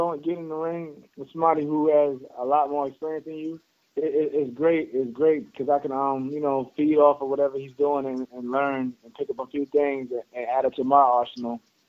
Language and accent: English; Long Island, New York, United States; Before boxing, I was raised in New York, Long Island, New York. Basically a small town called Colm, New York.